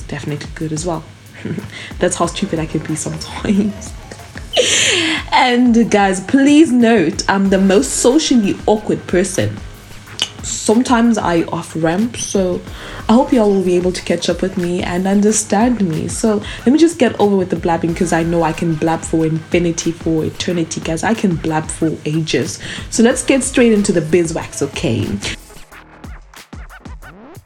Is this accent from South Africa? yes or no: yes; South Africa; I was born and raised in South Africa